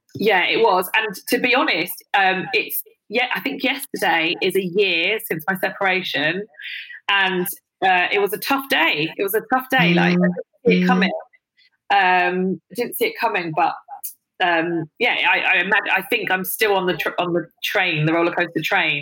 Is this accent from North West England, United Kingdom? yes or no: no; London, United Kingdom; I grew up in London